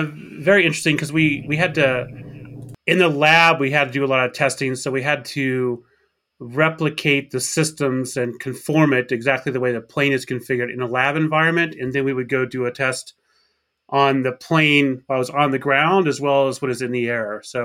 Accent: Arkansas, United States; I grew up in Arkansas. That's where I graduated high school.

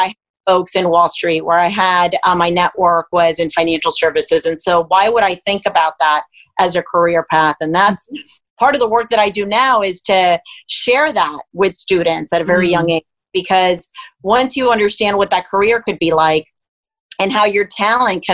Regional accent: Miami, Florida, United States; born or raised there; also born or lived in Cuba

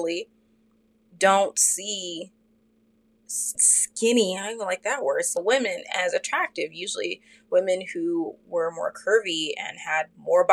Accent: Fort Worth, Texas, United States; me and my sister, when we were growing up in Fort Worth, we lived in a suburb neighborhood

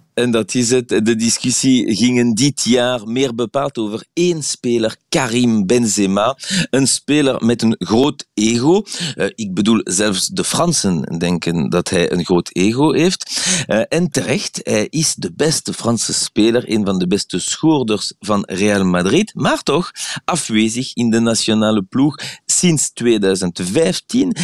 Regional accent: Belgium; Dutch is a second language; now in Paris, France; ik hier als Belg in Frankrijk

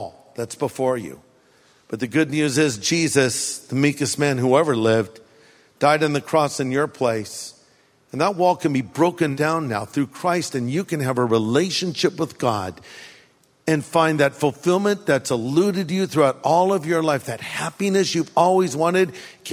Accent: California, United States; I grew up here in California

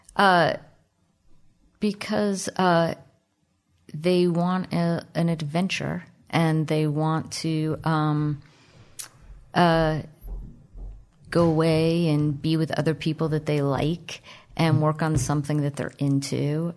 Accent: Miami, Florida, United States; growing up in Miami in the, uh, late seventies

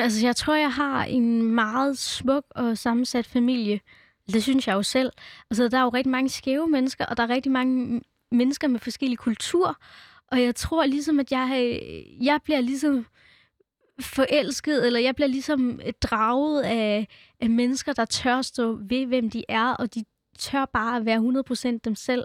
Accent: Denmark; born or raised there; also born or lived in India

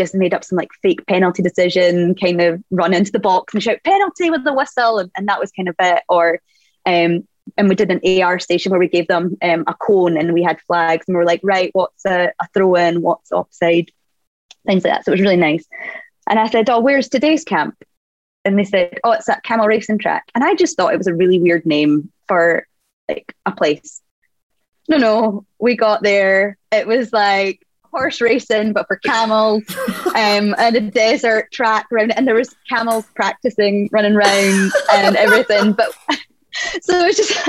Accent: Scotland, United Kingdom; being Scottish

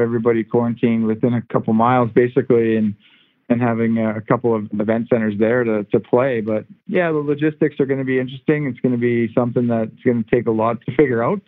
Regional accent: Canada; moved away as an adult; now in Los Angeles, United States; growing up in Canada and playing hockey in Canada for many years, and then getting traded here

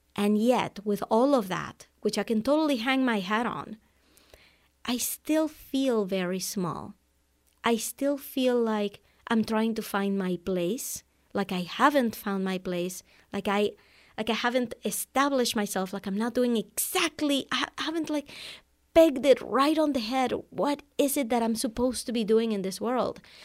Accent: Venezuela; English is a second language; moved away as an adult; also born or lived in Amherst, Massachusetts, United States; now in United States; I was born in Venezuela, South America, and I speak Spanish. I came to the U S for college back in nineteen ninety-nine

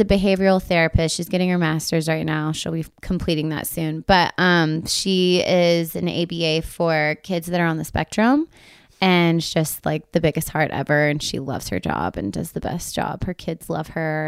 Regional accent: Texas, United States; now in Nashville, United States; we're from Texas

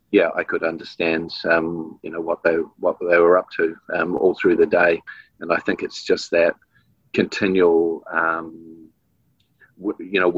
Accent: New Zealand; so, yeah, always proud to be um, from Aotearoa, from New Zealand.

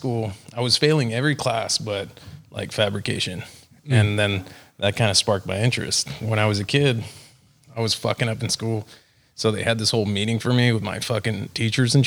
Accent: McAllen, Texas, United States; now in Florida, United States; Originally, I was born in McAllen, Texas

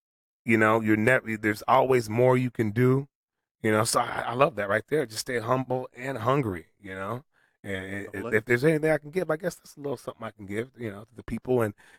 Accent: Toronto, Ontario, Canada; born there; I was born in Toronto, Canada. Mm-hmm. So I'm still a Canadian.

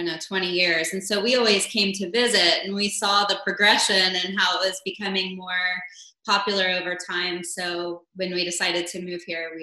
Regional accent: Houston, Texas, United States; moved away as an adult; also born or lived in Virginia; now in Dallas, United States; I am from Houston. Originally I'm from Virginia. We moved to Houston when I was in first grade. Grew up in the Cypress Creek area and really enjoyed it. Back then, it was kind of the sticks, Now it's very urban and crowded

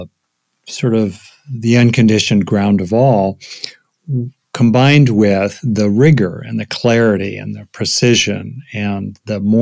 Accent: United States; most of my work as an American psychologist

